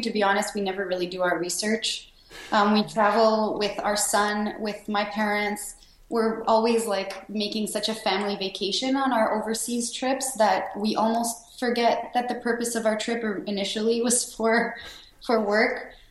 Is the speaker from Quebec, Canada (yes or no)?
yes; Sherbrooke, Quebec, Canada; My home city is Sherbrooke, Quebec. It's a small city about an hour and a half outside of Montreal. So that's where I was born and raised.